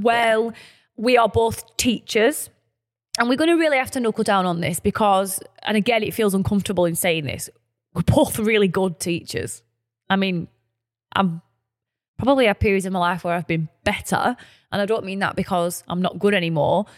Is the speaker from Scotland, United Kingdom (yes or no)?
no; Burnley, North West England, United Kingdom; we're from Burnley, our lovely, humble, working-class town